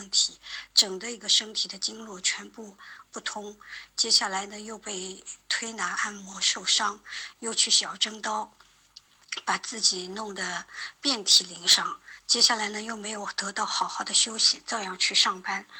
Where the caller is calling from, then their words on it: Shanghai, China; 我是来自上海的一位听友